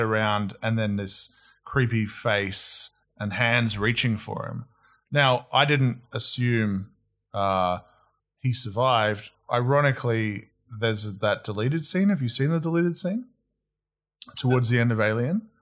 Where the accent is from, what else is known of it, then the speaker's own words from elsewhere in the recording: Australia; also born or lived in New Zealand; I moved over to Australia when I was five, hence no accent